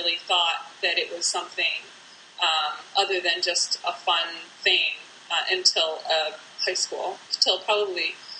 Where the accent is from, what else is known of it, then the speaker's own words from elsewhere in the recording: Detroit, Michigan, United States; also born or lived in Flint / Illinois; I actually am a Midwesterner. I mean, I grew up in Detroit as a little kid, and then moved to Flint, Michigan. when I was about middle school aged